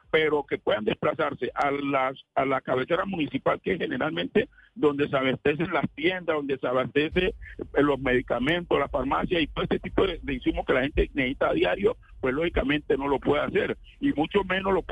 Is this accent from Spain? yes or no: no; Colombia; somos colombianos